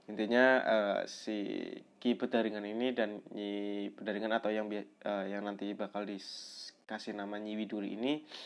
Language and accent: Indonesian; Pemalang, Central Java, Indonesia; Kabupaten Pemalang, Kota Pemalang, ter tempat tepatnya di daerah asal gue sendiri yaitu eh ya belum kenal ya uh, perkenalkan